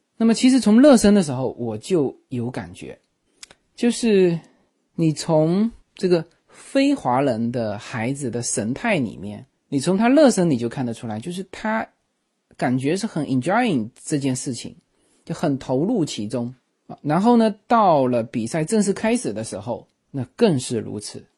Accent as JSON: {"language": "Chinese", "country": "China", "said": "这也是我们中国人走出来和这些老美啊，甚至和那些印度人就是最大的不同"}